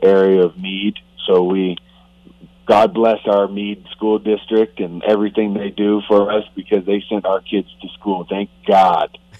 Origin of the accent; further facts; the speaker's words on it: Canada; moved away; I'm still Canadian